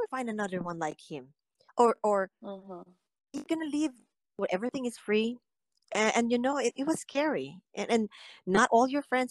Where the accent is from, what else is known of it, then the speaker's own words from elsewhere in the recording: Philippines; now in United States; I grew up in the Philippines